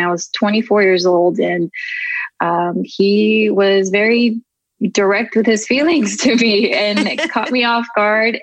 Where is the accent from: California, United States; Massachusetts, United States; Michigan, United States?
California, United States; Southern; also born or lived in Tokyo, Japan; I was born in Tokyo, uh, Japan, and we immigrated here when I was about three to California. Been living here ever since. Um, and I just kind of grew up in different neighborhoods of Southern California